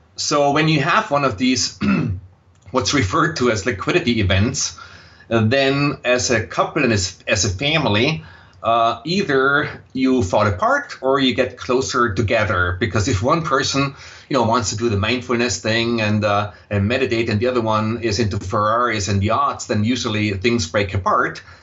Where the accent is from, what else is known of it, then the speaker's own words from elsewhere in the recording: Austria; accent: Austrian, German; English is a second language; moved away as an adult; also born or lived in Vienna; now in United States; you will detect a slight accent in my voice, and that accent is Austrian, uh, German. So I grew up in Austria